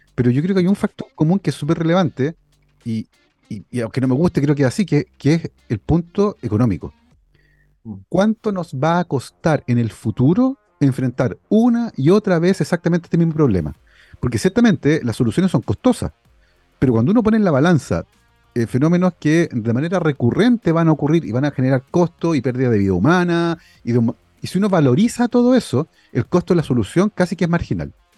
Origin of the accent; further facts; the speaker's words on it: Santiago, Santiago Metropolitan Region, Chile; crecí en Santiago en los 80